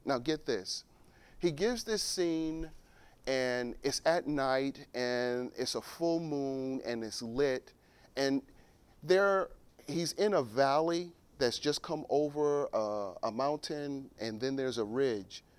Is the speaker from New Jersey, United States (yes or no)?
yes; Newark, New Jersey, United States; I was born and raised in Newark